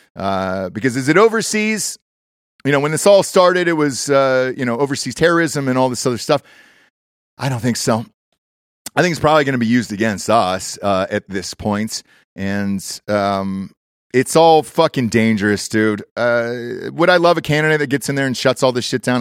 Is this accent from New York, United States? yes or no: no; Atlanta, Georgia, United States; my hometown, Atlanta